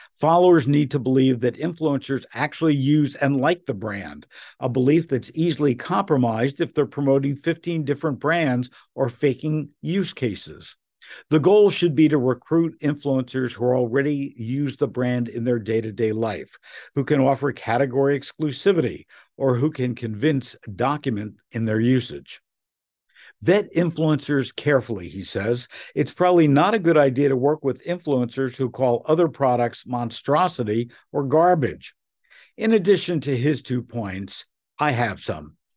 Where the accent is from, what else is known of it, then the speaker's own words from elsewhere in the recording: Newark, New Jersey, United States; growing up in Newark, where you had a bagel place